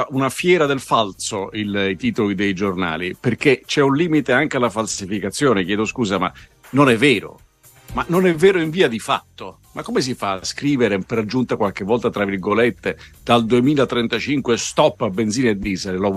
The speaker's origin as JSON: {"language": "Italian", "region": "Sicily", "country": "Italy", "said": "io sono siciliano"}